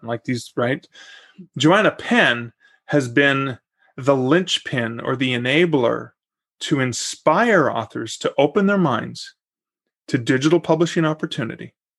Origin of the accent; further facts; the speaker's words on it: Canada; I'm also Canadian and I wasn't planning on moving to Oklahoma City.